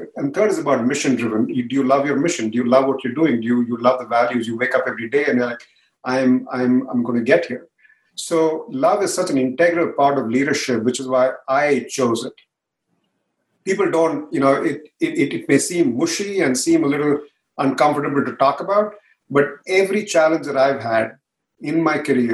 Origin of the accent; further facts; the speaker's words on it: India; now in San Jose, United States; India, even though I'm from there